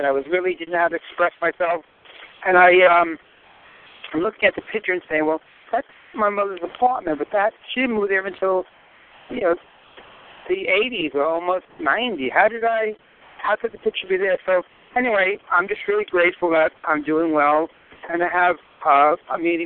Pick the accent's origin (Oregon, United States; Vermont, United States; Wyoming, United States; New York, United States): New York, United States; New York City; moved away as an adult; I moved away in the 80s from Queens, Rockaway Beach to the state. And when I came, before I retired, I moved back to where I was brought up